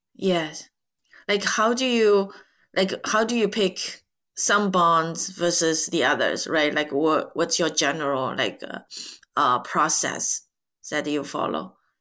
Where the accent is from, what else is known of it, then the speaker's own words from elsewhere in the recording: China; English is a second language; majority of Chinese after 1976, myself included, uh, you know, study English uh, starting fifth grade